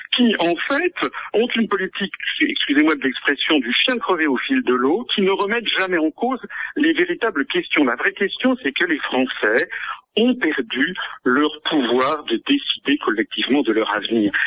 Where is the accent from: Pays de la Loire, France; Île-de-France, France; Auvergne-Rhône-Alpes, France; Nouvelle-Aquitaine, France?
Île-de-France, France; Paris; je ne suis pas du Sud-Ouest, je viens de Paris